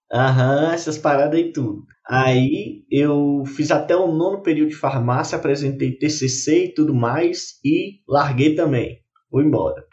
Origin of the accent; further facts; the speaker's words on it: Montes Claros, Minas Gerais, Brazil; sou daqui de Montes Claros, mas meu coração é lá de Burarama